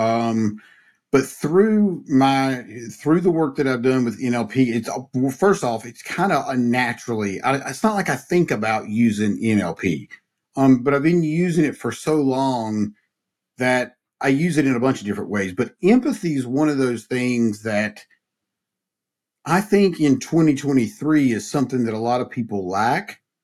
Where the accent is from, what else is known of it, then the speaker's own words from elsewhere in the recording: Mount Airy, North Carolina, United States; growing up in Mayberry